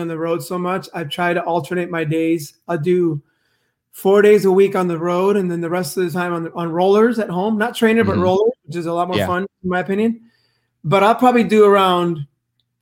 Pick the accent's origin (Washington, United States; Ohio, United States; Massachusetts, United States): Washington, United States; Seattle; also born or lived in Buenos Aires, Argentina; now in Florida, United States; I was born in Buenos Aires and I moved to Seattle when I was a kid